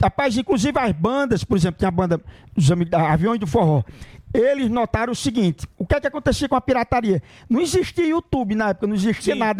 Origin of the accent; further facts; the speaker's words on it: Cachoeira do Sapo, Rio Grande do Norte, Brazil; now in São Paulo, Brazil; Eu sou de Cachoeira do Sapo, fica no Rio Grande do Norte, a minha cidade